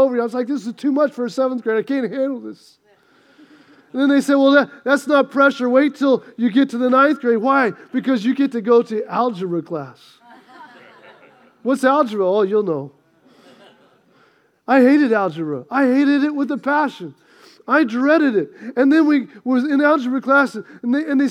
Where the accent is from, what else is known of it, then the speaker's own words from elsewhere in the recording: United States; I grew up on the Mississippi River. Our little town was right there next to the Mississippi River.